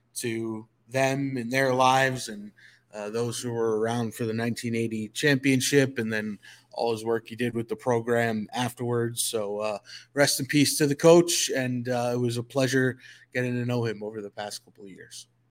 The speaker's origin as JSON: {"language": "English", "region": "Northeast", "country": "United States", "moved": "as an adult", "lives_now": "Atlanta, United States", "said": "I come from the Northeast."}